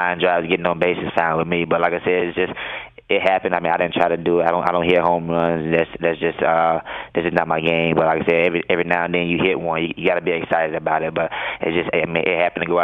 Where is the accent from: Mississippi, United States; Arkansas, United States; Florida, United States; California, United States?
Mississippi, United States; moved away; growing up in Mississippi